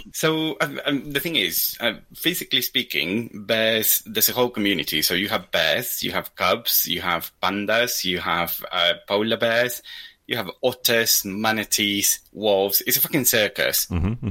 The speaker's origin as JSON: {"language": "English", "country": "Argentina", "moved": "yes", "said": "I'm Argentinian"}